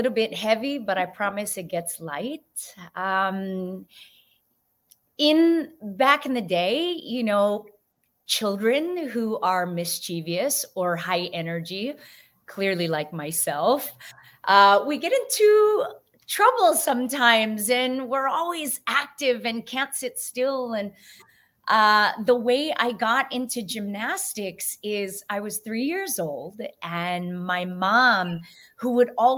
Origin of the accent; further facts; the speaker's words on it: San Francisco, California, United States; I'm first generation, born and raised in San Francisco